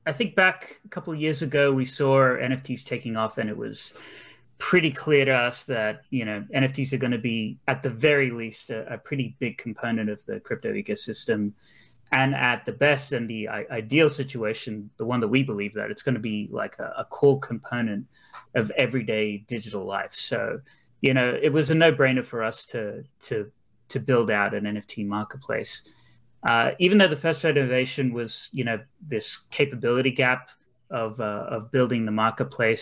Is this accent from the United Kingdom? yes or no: no; Australia; also born or lived in Brisbane; I'm actually from Australia. So I'm based in Brisbane